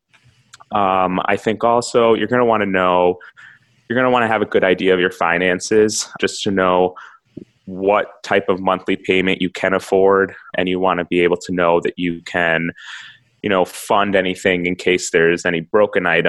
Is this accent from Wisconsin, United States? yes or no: yes; Milwaukee, Wisconsin, United States; also born or lived in Minneapolis; I'm from Milwaukee